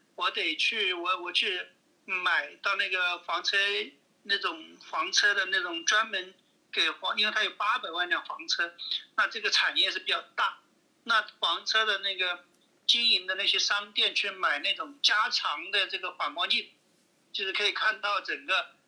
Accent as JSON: {"language": "Chinese", "region": "Hunan", "country": "China", "moved": "yes", "lives_now": "United States", "said": "我们湖南人是还得带上这个老干妈呀"}